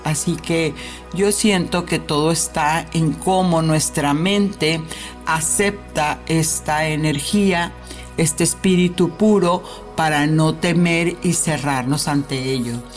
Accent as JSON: {"language": "Spanish", "region": "Mexico City", "country": "Mexico", "tie": "born or raised there", "moved": "yes", "said": "nos estamos conectando a la Ciudad de México, por supuesto, bella y hermosa, de donde soy natal"}